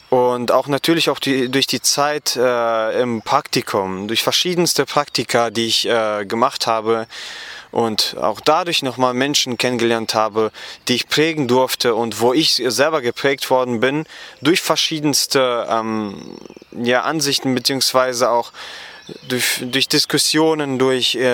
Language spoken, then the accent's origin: German; Gummersbach, North Rhine-Westphalia, Germany; Genau, ich komme aus Gummersbach, das liegt etwa 50 Kilometer von Köln entfernt